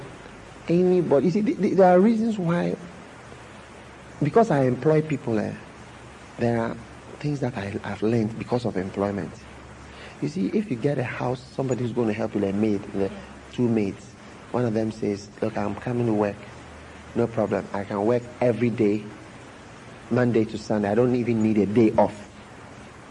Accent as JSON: {"language": "English", "region": "England", "country": "United Kingdom", "tie": "born or raised there", "said": "I wasn't born in Ghana, I was born in England. My mother is not a Ghanaian at all"}